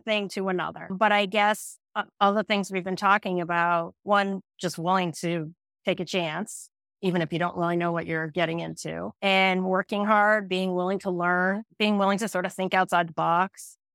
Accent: Western New York, United States; moved away as an adult; also born or lived in Boston; I grew up in Western New York

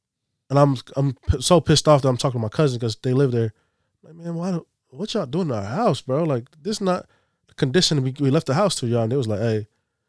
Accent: Masefau, American Samoa; I'm from Masifau. That's the name of the village. It's called Masifau.

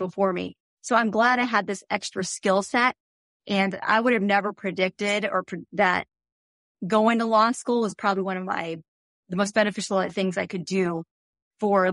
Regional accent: Phoenix, Arizona, United States; moved away as an adult; also born or lived in Tucson; I grew up in Phoenix, and our first home was about 3 miles from Grand Canyon University

